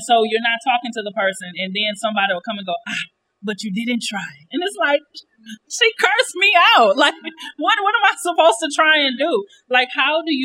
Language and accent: English; United States; moved away as an adult; now in Ghana; I'm Black American, okay? So I'm in Ghana like a little transplant